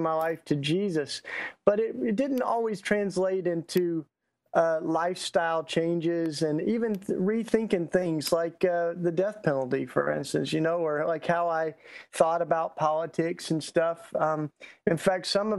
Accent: Tennessee, United States; accent: Southern; I'm Southern, so I just get that out, you know, from the get-go. I grew up in Tennessee

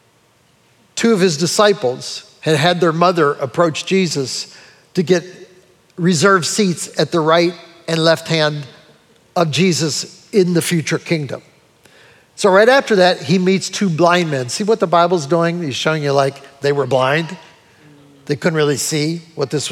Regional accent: United States; also born or lived in Brunswick; me as an American

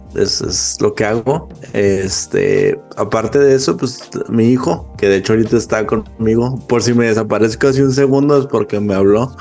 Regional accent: Chihuahua, Mexico; yo soy de Chihuahua, México

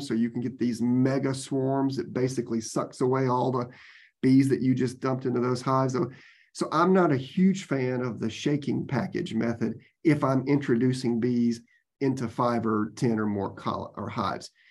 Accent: Georgia, United States; now in Florida, United States; I grew up in Georgia

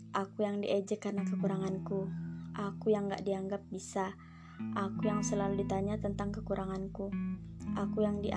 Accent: Sangatta, East Kalimantan, Indonesia; Aku lahir dan besar sampai segede ini di Sangatta

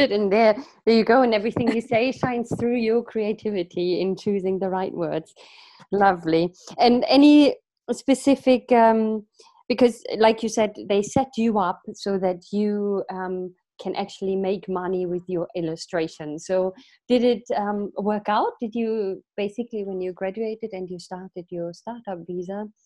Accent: Vietnam; now in England, United Kingdom; i'm originally from vietnam

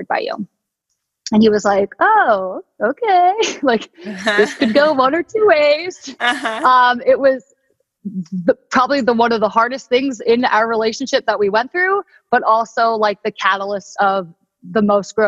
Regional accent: Delaware, United States; moved away as an adult; now in San Diego, United States; I'm originally from Delaware

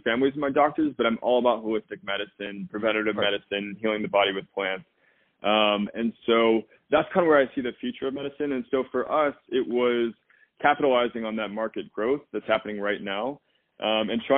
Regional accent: Midwest, United States; I'm from the Midwest

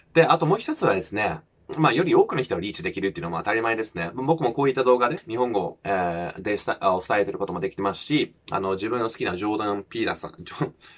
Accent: United Kingdom; first language English; Japanese is a second language; moved away as an adult; now in Japan; 僕はもう日本に来る前はもう全然もう田舎生まれ育ちのマックスだったし

